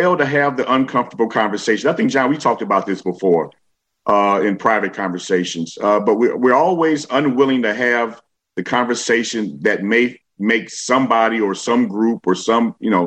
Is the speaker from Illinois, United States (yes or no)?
yes; Chicago, Illinois, United States; I am a Chicagoan